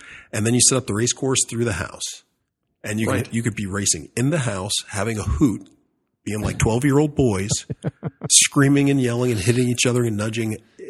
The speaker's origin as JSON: {"language": "English", "region": "Alaska", "country": "United States", "moved": "yes", "said": "I'm from Alaska, or formerly from Alaska."}